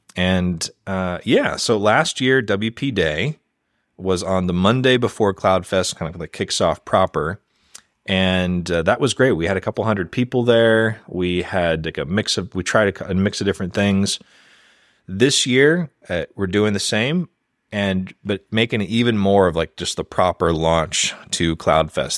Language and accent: English; United States; as an American